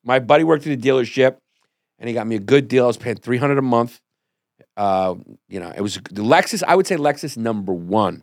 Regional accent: New York, United States; also born or lived in Miami; I had no car for a long time 'cause I'm from New York. We don't have cars.

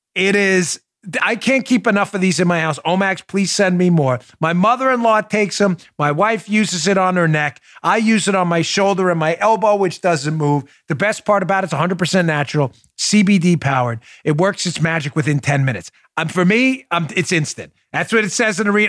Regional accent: New York, United States; where I grew up in New York.

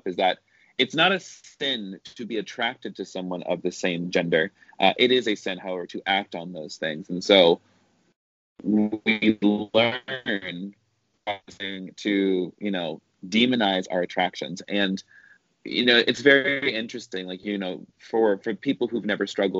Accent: the South, United States; I grew up in the South, which meant I grew up evangelical

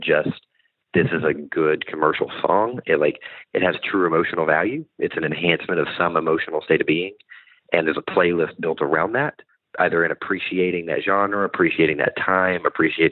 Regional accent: Bentonville, Arkansas, United States; moved away as an adult; now in Nashville, United States; I'm originally from Bentonville, Arkansas, which is the home of Walmart

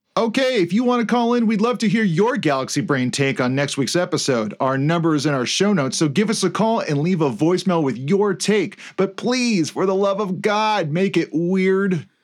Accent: Hawaii, United States; growing up in Hawaii

